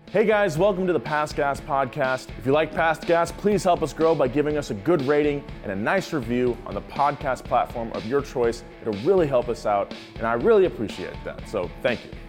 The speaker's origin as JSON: {"language": "English", "region": "California", "country": "United States", "accent": "Californian"}